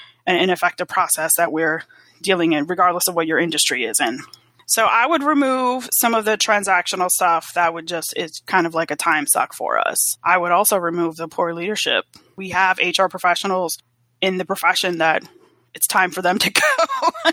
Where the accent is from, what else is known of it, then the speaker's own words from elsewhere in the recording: New York City, New York, United States; also born or lived in South Florida; now in Atlanta, United States; I'm from the Bronx originally